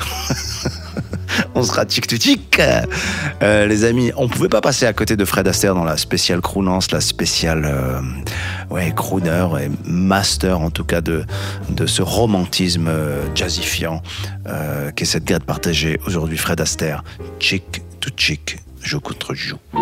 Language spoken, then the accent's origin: French; Casablanca, Casablanca-Settat, Morocco; ma ville natale, Casablanca